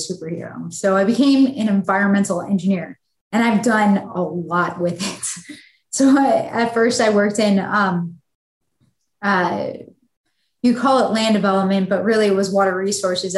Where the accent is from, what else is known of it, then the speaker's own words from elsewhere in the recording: Buffalo, New York, United States; where I was growing up in Buffalo, New York